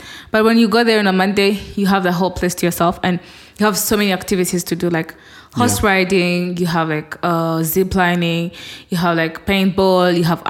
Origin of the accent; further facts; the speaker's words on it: Rwanda; people from Rwanda, we are the second in Africa in alcohol consumption.